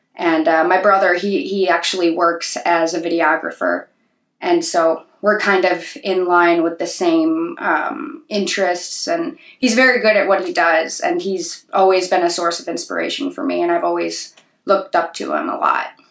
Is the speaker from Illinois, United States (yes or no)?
yes; Sleepy Hollow, Illinois, United States; growing up in Sleepy Hollow